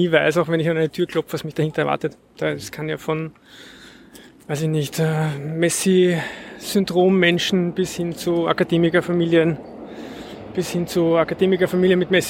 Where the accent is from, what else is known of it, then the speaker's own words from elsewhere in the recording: Vienna, Austria; Ja, ich bin auch aus Simmering